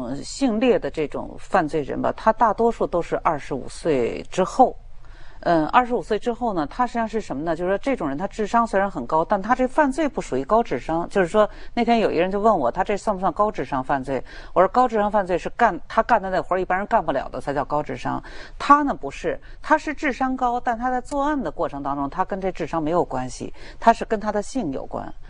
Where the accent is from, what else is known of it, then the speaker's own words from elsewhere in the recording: China; 对，因为我们中国人，我们的观念，这个东西是很重要的。